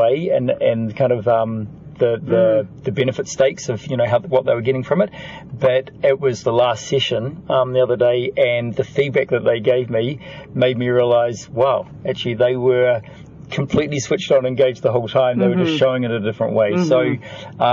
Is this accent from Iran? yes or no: no; New Zealand; I was from New Zealand